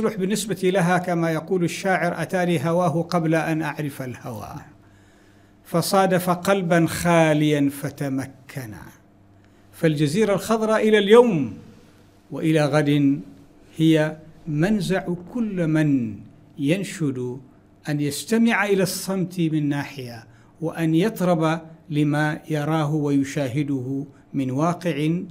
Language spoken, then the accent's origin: Arabic; Wadi Mahram, Samail, Ad Dakhiliyah, Oman; moved away; also born or lived in Pemba, Tanzania; فقريتنا اسمها قرية السيح في وادي محر